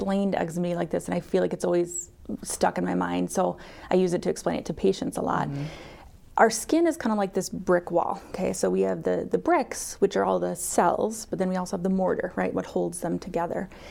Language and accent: English; Mount Vernon, South Dakota, United States; also born or lived in Madison, Wisconsin; I am originally from Mitchell or the Mount Vernon area. I went to school in Mount Vernon